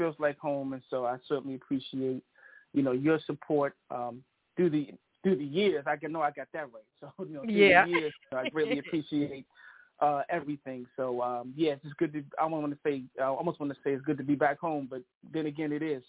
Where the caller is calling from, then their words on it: Bowie, Maryland, United States; So I am calling from Bowie, Maryland, which is about 15 minutes outside of the D.C. area, Chocolate City.